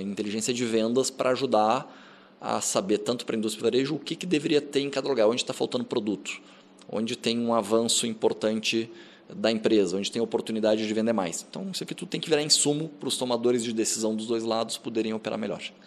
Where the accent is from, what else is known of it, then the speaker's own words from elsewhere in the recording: Rio Grande do Sul, Brazil; now in São Paulo, Brazil; eu sou gaúcho